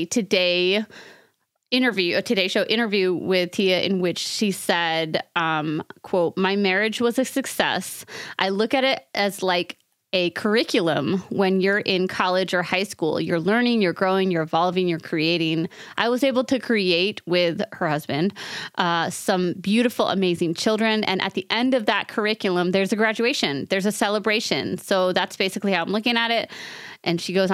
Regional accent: New York, United States; accent: New York; my New York accent

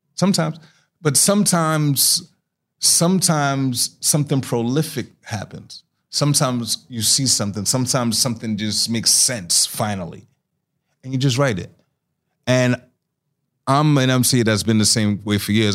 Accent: New York City, New York, United States; moved away; also born or lived in North Carolina; I'm from Astoria Projects

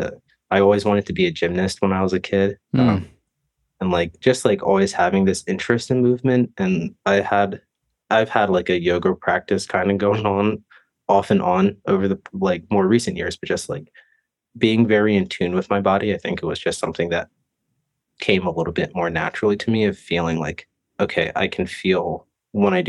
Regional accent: East Coast, United States; moved away; I grew up snowboarding back on the East Coast

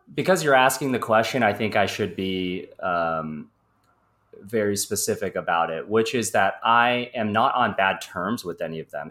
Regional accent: Midwest, United States; moved away as an adult; now in Los Angeles, United States; I am originally from the Midwest

